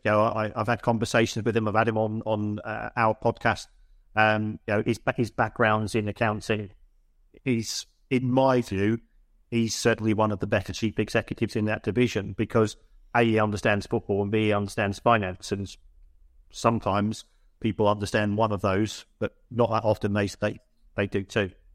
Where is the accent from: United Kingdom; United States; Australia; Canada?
United Kingdom; London; I'm from the Elephant and Castle orig, originally